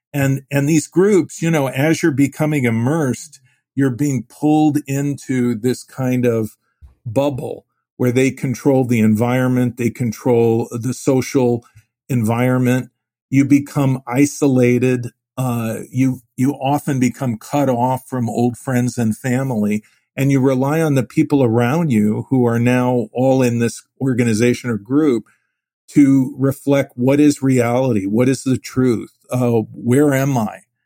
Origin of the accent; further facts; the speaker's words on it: Phoenix, Arizona, United States; also born or lived in Cleveland; Phoenix was a small city. My family moved there in, in nineteen fifty-six from Cleveland